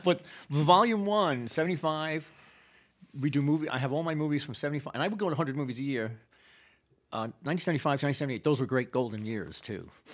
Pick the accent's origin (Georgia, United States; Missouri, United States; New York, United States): New York, United States; New York City; I'm from about ten blocks north of Yankee Stadium. I'm the real deal. I was born in the South Bronx during the shitty years of the seventies.